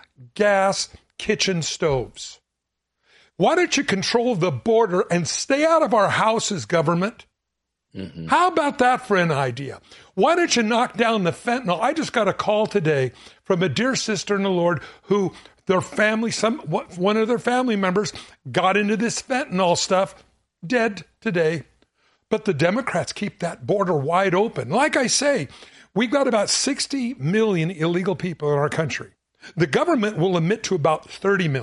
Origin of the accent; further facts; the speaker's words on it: Southern California, United States; I grew up in Southern California